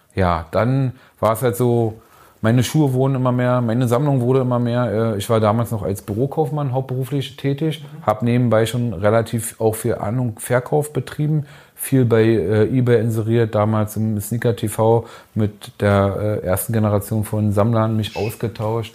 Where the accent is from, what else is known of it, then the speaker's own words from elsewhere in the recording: Berlin, Germany; ich bin in Hunschenhausen geboren, groß geworden